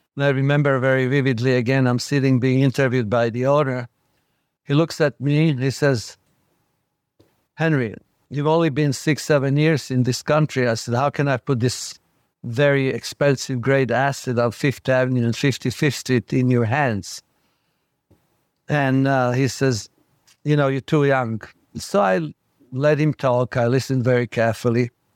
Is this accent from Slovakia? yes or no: yes; Bratislava, Bratislava Region, Slovakia; English is a second language; moved away as an adult; now in New York, United States; growing up in Bratislava